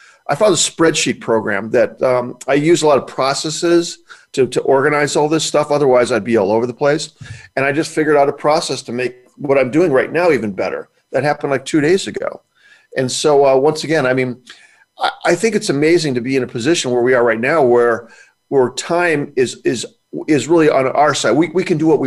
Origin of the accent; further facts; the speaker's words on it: Highland, Indiana, United States; I grew up in the Midwest, Highland, Indiana